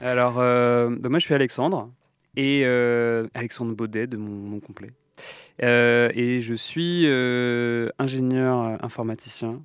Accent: Lorient, Brittany, France; also born or lived in Brest; now in Nantes, France; j'ai grandi à Lorient

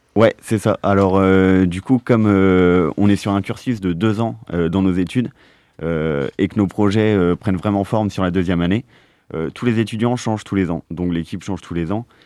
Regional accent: Plougastel-Daoulas, Brittany, France; je suis de Plougastel une petite ville à côté de Brest

